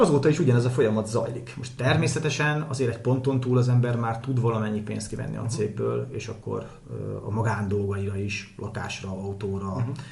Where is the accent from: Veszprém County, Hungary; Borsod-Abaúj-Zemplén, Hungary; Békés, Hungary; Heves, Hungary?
Veszprém County, Hungary; Hajmáskér; Én hajmáskéren nőttem föl egy faluba tyúkok, kacsák, disznók, tehenek, lovak